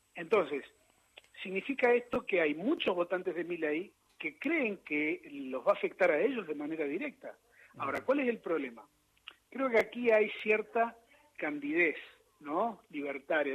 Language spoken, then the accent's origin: Spanish; Río Grande, Tierra del Fuego, Argentina; moved away; yo de chiquito vivía en Río Grande, Tierra del Fuego, y todas las mañanas perdón, iba a la escuela